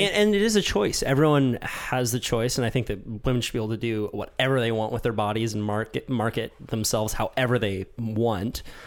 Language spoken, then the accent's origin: English; United States; as an American